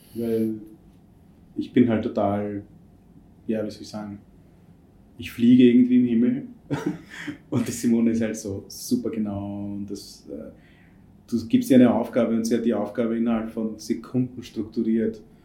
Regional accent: India; moved away; ich bin in Indien erzogen worden und groß geworden

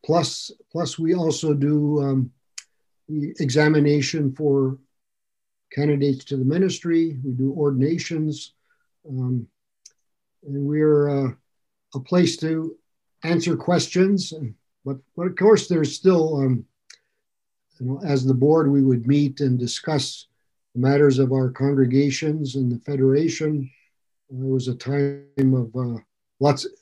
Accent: Ironwood, Michigan, United States; moved away as an adult; also born or lived in Chicago, Illinois / Lake Worth, Florida; now in New Hampshire, United States; I grew up in Ironwood, Michigan. I was actually born in Chicago, but I was a month old when they moved back to Ironwood

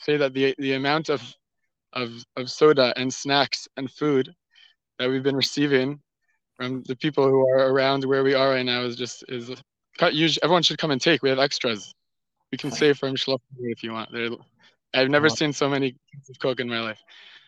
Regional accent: Gush Etzion, West Bank, Israel; I grew up in Gush Etzion, and after 2 years at Gush, I drafted, continued to officer's course, and after 4 years of service

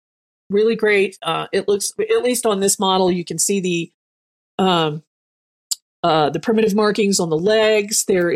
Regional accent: Germany; moved away; growing up in Germany

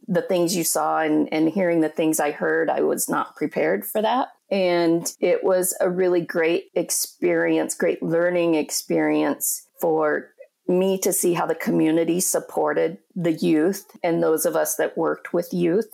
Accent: Colorado, United States; moved away as an adult; also born or lived in Minneapolis; now in Upper Peninsula, Michigan, United States; I'm originally from Colorado, and I grew up in a small town in Colorado in the Four Corners area

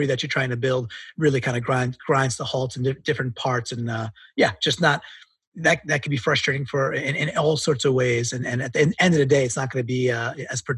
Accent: New York, United States; I'm a New Yorker

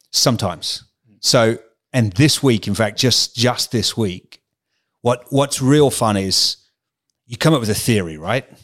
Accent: England, United Kingdom; moved away as an adult; also born or lived in Calgary, Canada; now in Australia; am terribly English. Yes, okay. I've spent ten years at an English private school

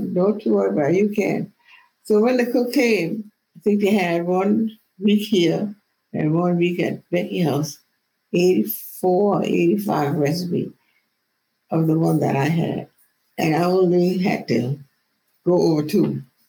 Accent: New York, United States; I'm from New York. I know in my brain, and I know in my heart how I would fix it.

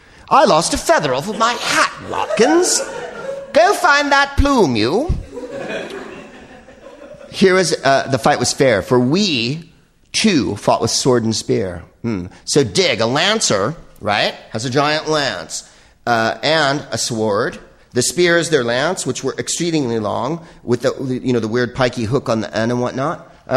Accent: Belgium; I'm from Belgium.

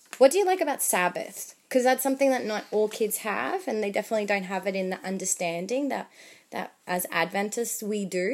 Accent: Chile; English is a second language; moved away; I'm from Chile. My husband is from Argentina. So we only speak to our daughters in Spanish since they were born.

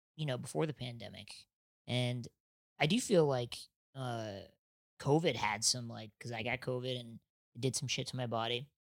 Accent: Nebraska, United States; now in Los Angeles, United States; I'm from Nebraska

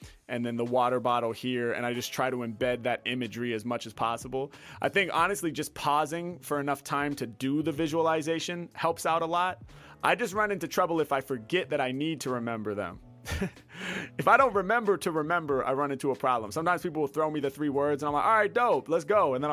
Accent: Portland, United States; now in Los Angeles, United States; I was born in Portland and, you know, now I live in LA, obviously.

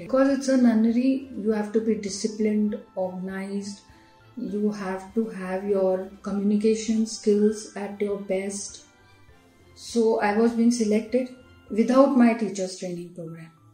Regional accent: Ajmer, Rajasthan, India; moved away as an adult; also born or lived in Mumbai, India / Sharjah, United Arab Emirates; now in United Arab Emirates; I have done my schooling from St. Mary's Convent Ajmer

